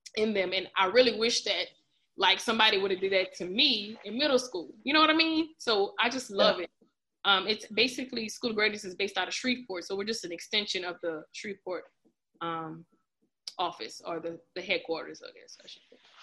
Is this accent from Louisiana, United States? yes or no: yes; Lafayette, Louisiana, United States; I'm from Lafayette, of course, Louisiana. Uh, when I graduated from the Northside High School